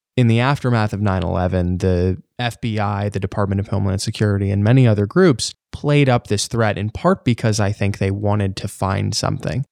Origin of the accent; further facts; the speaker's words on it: New York City, New York, United States; being a New Yorker